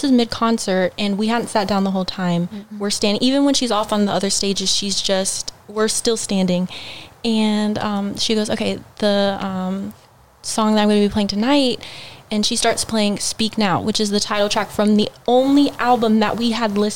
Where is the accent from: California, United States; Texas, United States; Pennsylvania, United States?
Texas, United States; Houston